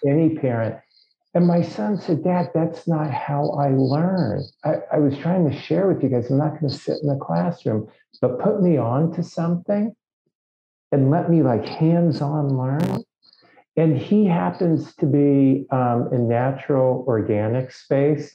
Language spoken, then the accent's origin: English; Los Angeles, California, United States; I grew up in Los Angeles.